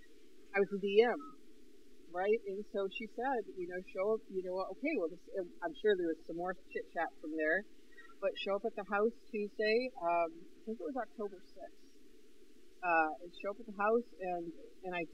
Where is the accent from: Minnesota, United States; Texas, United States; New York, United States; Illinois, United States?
New York, United States; Northern; moved away; I was from Northern New York